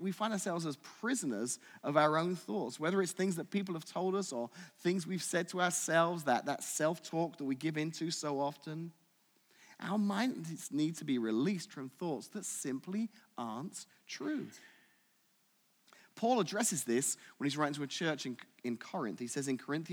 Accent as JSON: {"language": "English", "country": "United Kingdom", "moved": "yes", "said": "I'm British"}